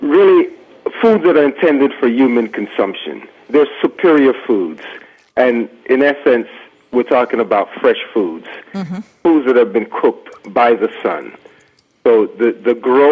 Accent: Canal Zone, Panama; moved away; my background growing up in Panama on the Canal Zone

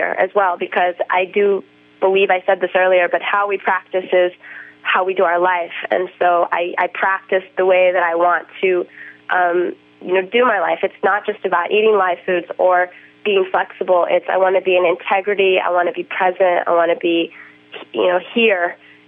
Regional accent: Boulder, Colorado, United States; also born or lived in Hawaii; I grew up in Boulder and Hawaii where I had like the perfect wave and the warm water.

